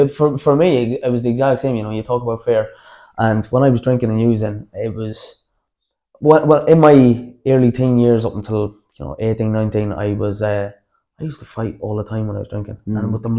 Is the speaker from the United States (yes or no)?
no; Dublin, Leinster, Ireland; especially, you know, growing up in Dublin, I say that wasn't easy either.